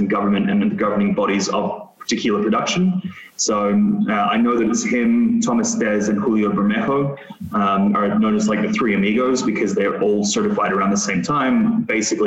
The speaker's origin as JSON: {"language": "English", "region": "Metro Manila", "country": "Philippines", "tie": "born or raised there", "also_born_or_lived": "Adelaide, Australia", "moved": "yes", "lives_now": "United States", "said": "I'd never felt at home, because I grew up in the Philippines"}